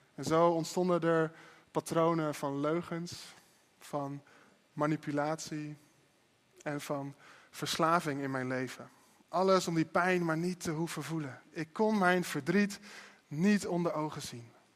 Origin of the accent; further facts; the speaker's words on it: Netherlands; als Nederlanders